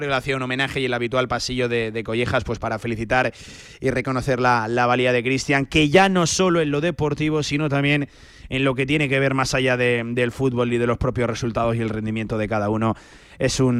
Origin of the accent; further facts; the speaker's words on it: Aragon, Spain; ¿Cómo somos los del Bajo Aragón? Eh? No, ya lo veo